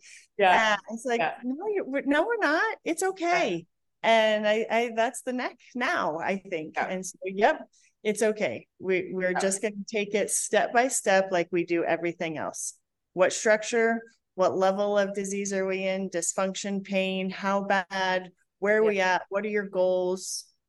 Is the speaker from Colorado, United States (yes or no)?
yes; Colorado, United States; I'm from Colorado, right?